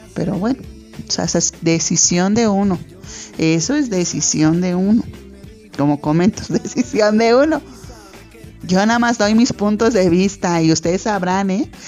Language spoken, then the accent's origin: Spanish; Mexico; nosotros los mexicanos